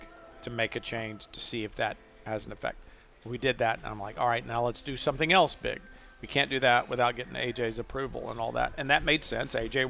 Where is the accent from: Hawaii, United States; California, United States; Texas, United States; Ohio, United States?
Texas, United States; I am a Texan, and I actually once drove the number 14.